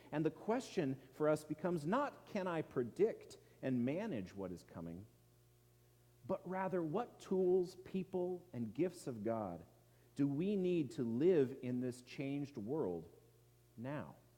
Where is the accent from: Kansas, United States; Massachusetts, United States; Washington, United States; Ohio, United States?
Washington, United States; Edmonds; watched the sunsets over the Puget Sound in my hometown of Edmonds